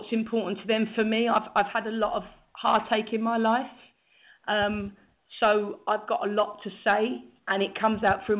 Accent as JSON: {"language": "English", "region": "London", "country": "United Kingdom", "tie": "born or raised there", "said": "I was born and raised in London, East London, Whitechapel"}